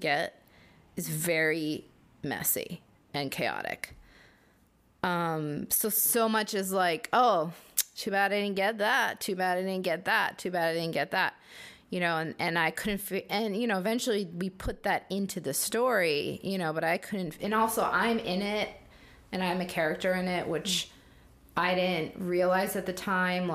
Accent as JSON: {"language": "English", "country": "United States", "said": "as Korean American who was basically welcomed"}